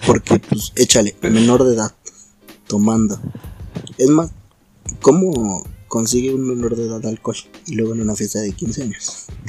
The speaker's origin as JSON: {"language": "Spanish", "town": "Naucalpan", "region": "State of Mexico", "country": "Mexico", "said": "soy de Naucalpa"}